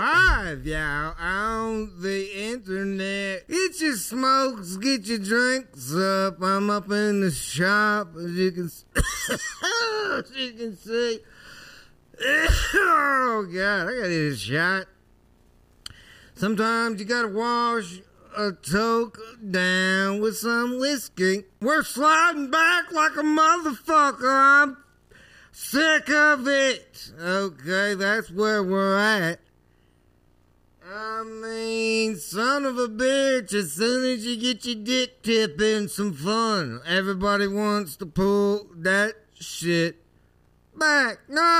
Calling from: Omaha, Nebraska, United States; I'm from Omaha, Nebraska.

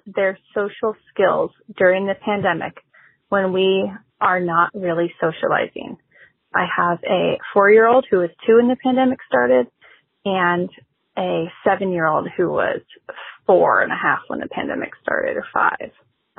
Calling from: Oregon, United States; I'm calling from Oregon. I'm the parent of 2 young children

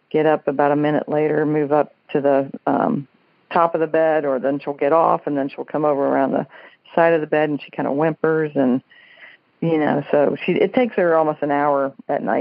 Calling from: Dayton, Ohio, United States; I'm calling from Dayton, Ohio.

